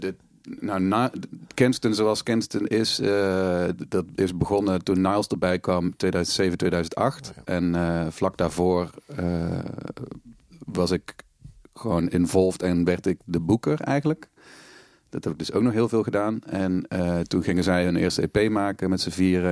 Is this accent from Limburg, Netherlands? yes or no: yes; Panningen, Limburg, Netherlands; moved away as an adult; also born or lived in Maastricht; in Panningen woonde, het dorp waar ik ben opgegroeid in Noord-Limburg